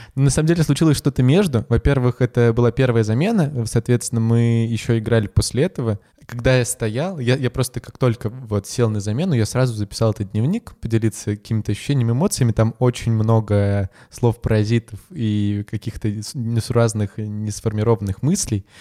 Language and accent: Russian; Salekhard, Yamalo-Nenets Autonomous Okrug, Russia; moved away as an adult; now in Moscow, Russia; я северный человек, я из Салихарда